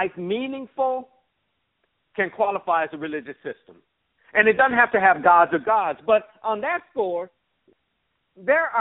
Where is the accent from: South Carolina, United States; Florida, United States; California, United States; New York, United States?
New York, United States; Buffalo; I grew up in Buffalo, New York